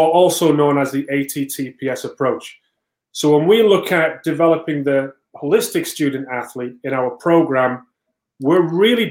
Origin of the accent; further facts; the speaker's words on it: England, United Kingdom; now in United States; I came from England